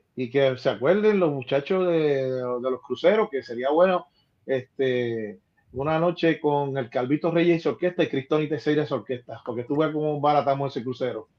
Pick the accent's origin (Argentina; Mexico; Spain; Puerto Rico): Puerto Rico; Ponce; en el Carnaval de Ponce, mi ciudad natal